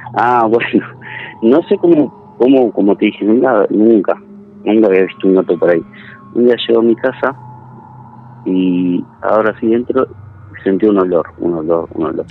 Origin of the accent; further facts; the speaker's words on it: Santa Fe, Argentina; moved away as an adult; also born or lived in Villa Constitución; now in San Justo, Argentina; Yo soy santafesino